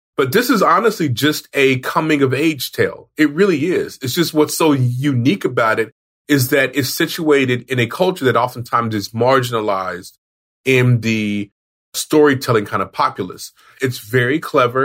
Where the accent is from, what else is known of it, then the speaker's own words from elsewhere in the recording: Oklahoma, United States; I'm from Oklahoma, which is where this show is from